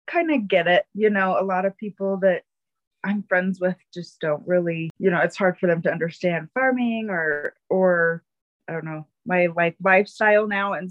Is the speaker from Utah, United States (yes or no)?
yes; Bountiful, Utah, United States; moved away as an adult; also born or lived in Alaska; But I was raised in Utah, in Bountiful, Utah